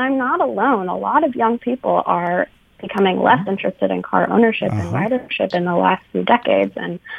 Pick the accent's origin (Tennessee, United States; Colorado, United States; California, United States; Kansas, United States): California, United States; Northern; moved away as an adult; also born or lived in Ann Arbor, Michigan; now in Philadelphia, United States; I come from a family with Michigan roots. My grandpa went to Cass Tech, but I was raised in Northern California. In 2016, I was accepted to the University of Michigan. I moved to Ann Arbor, did undergrad and grad school education there. And then in 2022, I moved to Philadelphia, Pennsylvania.